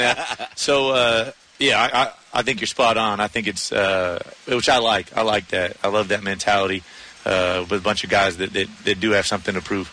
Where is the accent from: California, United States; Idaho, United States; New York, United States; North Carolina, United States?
California, United States; San Diego; he and I growing up growing up in San Diego together.